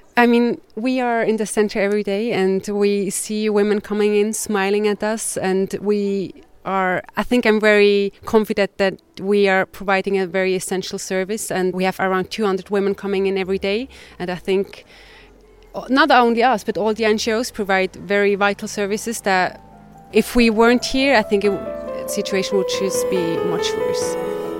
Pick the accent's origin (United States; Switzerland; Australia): Switzerland; I'm from Switzerland.